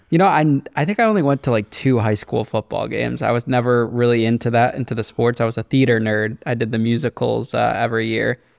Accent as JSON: {"language": "English", "town": "Danbury", "region": "Connecticut", "country": "United States", "tie": "born or raised there", "said": "my hometown of Danbury"}